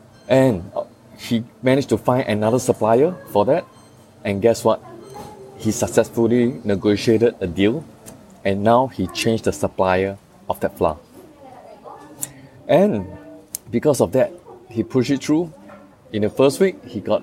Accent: Singapore; as a Singaporean, we all know

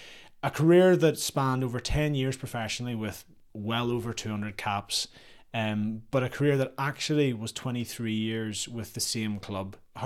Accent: Worcester, West Midlands, United Kingdom; So I think born and bred in Worcester and a pupil at the mighty RGS, and obviously there's a massive rivalry between RGS and Kings in the city

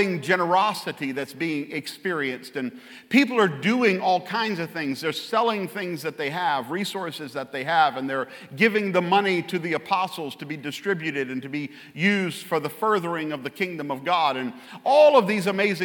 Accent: Louisiana, United States; I'm from Louisiana

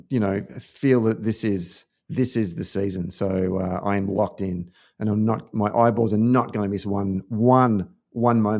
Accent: New England, United States; I'm a proud New Englander by default, and I am so proud.

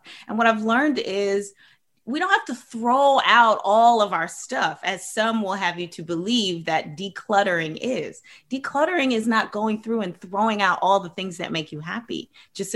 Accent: Maryland, United States; I grew up in Maryland with a big family

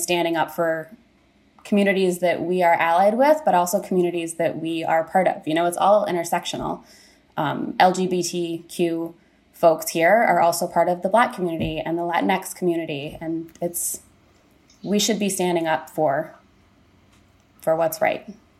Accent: California, United States; moved away; I'm from California

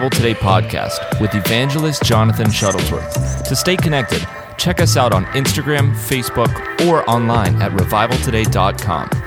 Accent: United States; I grew up in America, like most of you did, where they put very little value on any servant of God.

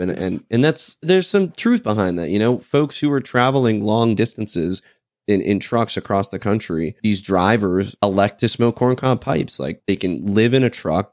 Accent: United States; as an American

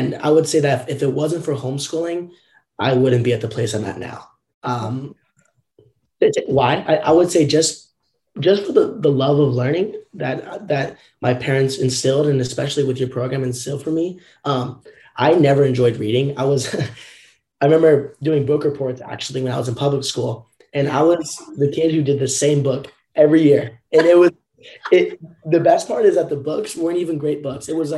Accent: Southern Orange County, California, United States; growing up in Southern Orange County, California

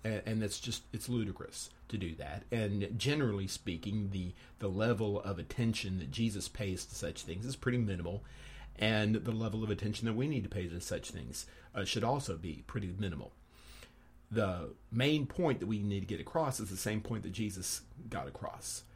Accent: Texas, United States; moved away; my home state of Texas

